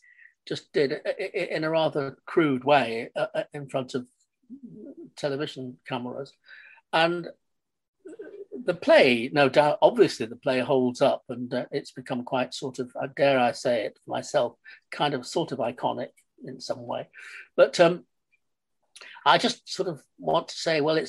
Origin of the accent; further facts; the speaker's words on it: Manchester, North West England, United Kingdom; moved away as an adult; now in London, United Kingdom; I grew up in Manchester in the 40s and 50s